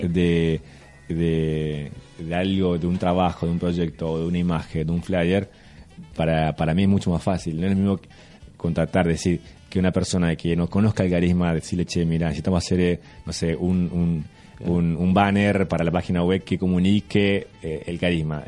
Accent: Formosa, Argentina; yo eh, nací en Formosa

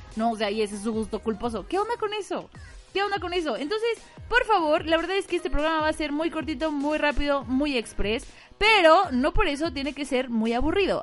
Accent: Mexico; como buena mexicana

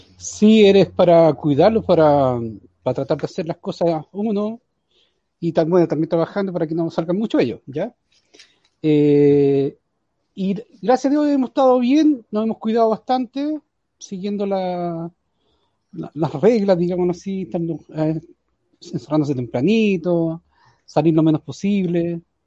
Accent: San Fernando, O'Higgins, Chile; yo soy de San Fernando, vivo eh, frente al regimiento de San Fernando

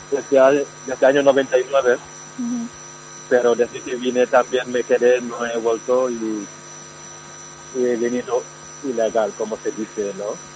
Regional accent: Senegal; Spanish is a second language; Eh, yo soy

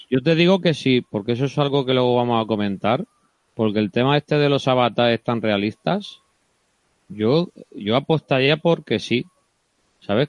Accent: Cartagena, Region of Murcia, Spain; now in Valencia, Spain; Yo soy de Cartagena, pero ya, ya de Valencia

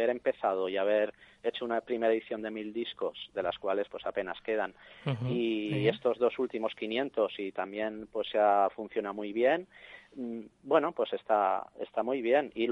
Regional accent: Cuba; Pues mira, soy cubano

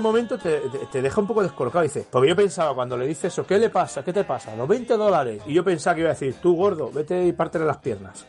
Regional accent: Madrid, Community of Madrid, Spain; nosotros somos madrileños

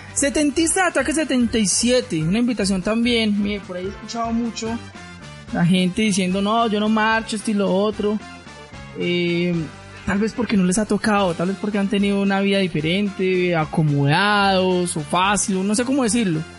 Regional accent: Colombia; si vivo en este país, pues soy ciudadano colombiano

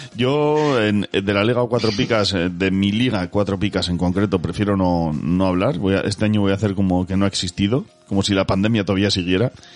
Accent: Basque Country, Spain; soy vasco

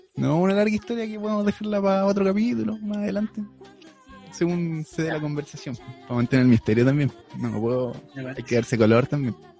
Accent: Chillán, Ñuble, Chile; moved away as an adult; now in Talca, Chile; soy oriundo de Chillán

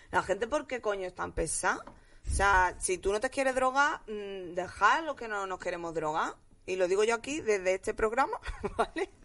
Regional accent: Jerez de la Frontera, Andalusia, Spain; now in Madrid, Spain; yo me he criado entre los mormones, mm, los americanos, Jerez, que es lo más gitano del mundo

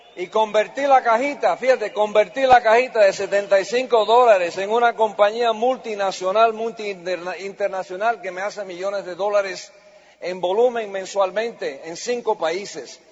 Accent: United States; Yo soy la primera generación americana

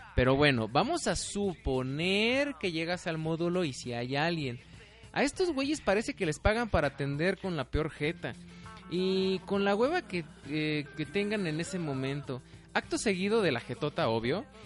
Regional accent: Mexico; de los mexicanos, o sea, de cómo somos los mexicanos, de nuestra forma de ser

